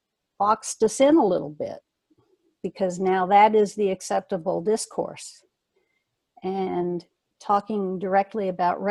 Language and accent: English; the Jim Crow South, United States; I grew up in the Jim Crow South